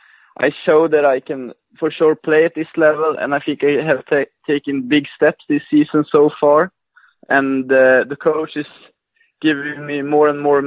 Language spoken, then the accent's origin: English; Luleå, Norrbotten County, Sweden; I'm from the northern part of Sweden. a city called Lulea.